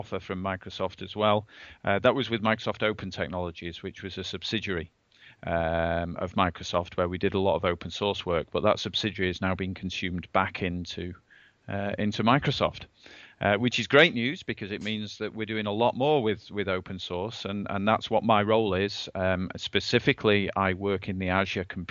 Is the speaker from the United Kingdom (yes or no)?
yes; England, United Kingdom; moved away as an adult; now in Redmond, United States; I'm an Englishman. I'm an expat here in Redmond in the US. And I moved over here a couple of years ago